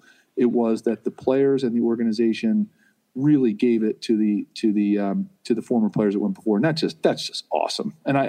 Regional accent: Philadelphia, Pennsylvania, United States; my hometown of Philadelphia

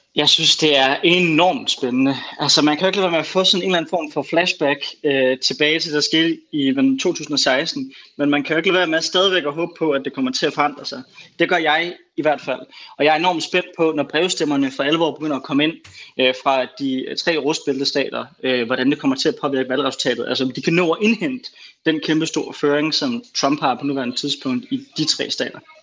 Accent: Denmark; som dansker

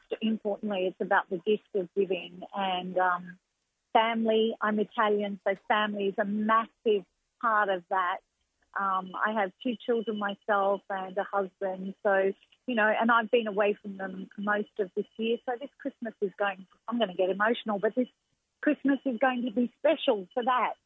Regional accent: Melbourne, Victoria, Australia; back home to my hometown

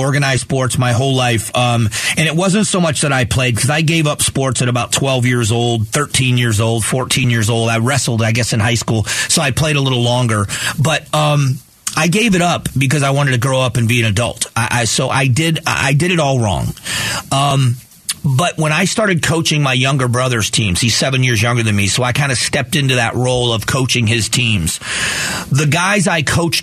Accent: the South, Southwest Florida, United States; I grew up in the South in the 70s. You know, late 70s is when I moved to Southwest Florida.

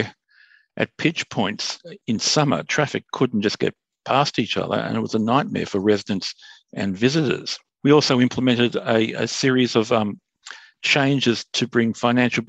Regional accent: Sydney, New South Wales, Australia; I'm born and bred in Bondi

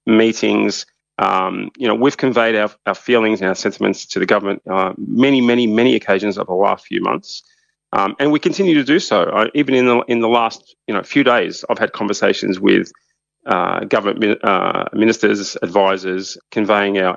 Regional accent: Australia; we being Australia

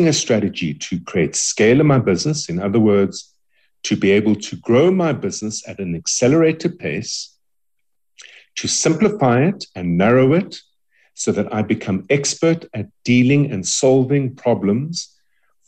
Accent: South Africa; we as South Africans

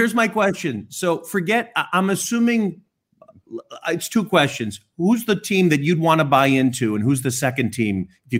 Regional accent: Chicago, Illinois, United States; I'm from Chicago, live in Chicago.

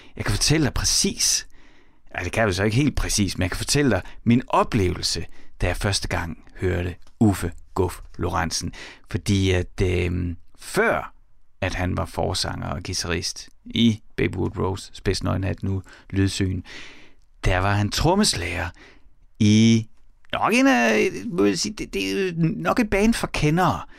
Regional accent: Horsens, Central Denmark Region, Denmark; jeg er vokset op i Horsens

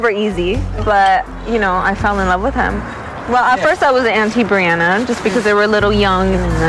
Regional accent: United States; moved away as an adult; now in Dubai, United Arab Emirates; I'm Mexican American. I came 8 years ago to Dubai

